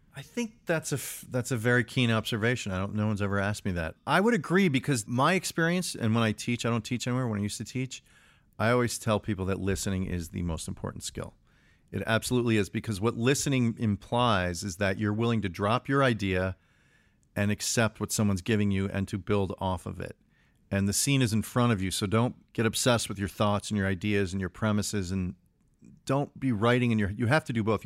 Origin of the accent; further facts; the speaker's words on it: Chicago, Illinois, United States; I grew up in Chicago.